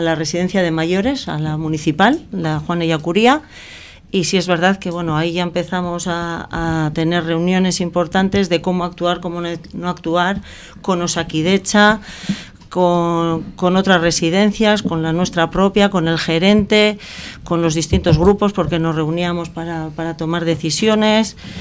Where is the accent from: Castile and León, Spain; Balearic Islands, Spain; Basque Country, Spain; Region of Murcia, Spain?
Basque Country, Spain; Sestao; soy nacida hace 53 años en Chavarri, en Sestao, donde prácticamente pues hice toda mi juventud